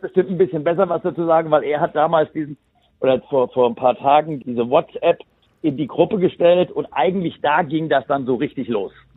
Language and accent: German; Bad Homburg, Hesse, Germany; ich komme ja hier aus Bad Homburg